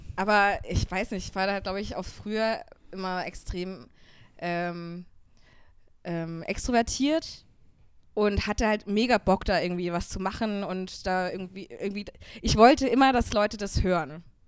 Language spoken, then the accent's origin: German; Upper Franconia, Bavaria, Germany; now in Munich, Germany; ich komme aus Oberfranken, aus einem ganz kleinen Dorf